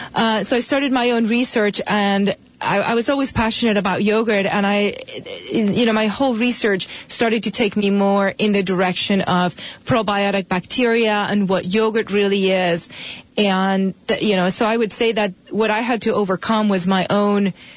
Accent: Spain; moved away as an adult; now in United States; I'm from Spain originally.

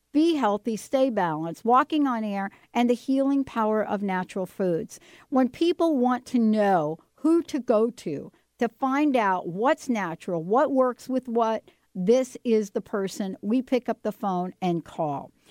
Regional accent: New Jersey, United States; I'm from Jersey.

